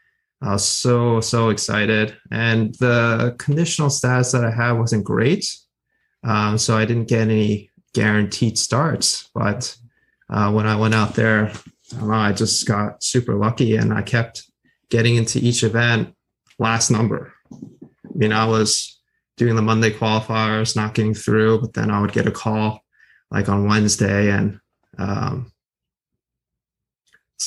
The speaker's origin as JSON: {"language": "English", "town": "Wayne", "region": "New Jersey", "country": "United States", "also_born_or_lived": "Indiana", "said": "I'm from Wayne, New Jersey"}